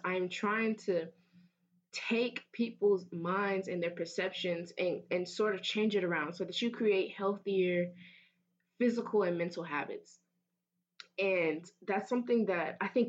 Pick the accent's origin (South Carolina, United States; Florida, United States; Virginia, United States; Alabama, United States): Florida, United States; Fort Myers; moved away as an adult; I transfer here from my hometown of Fort Myers